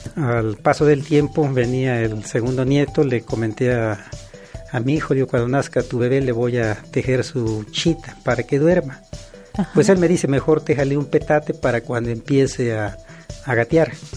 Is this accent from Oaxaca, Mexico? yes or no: no; Chilacachapa, Guerrero, Mexico; lo aprendí en mi comunidad que se llama Chilacachapa Guerrero, ubicado en la zona norte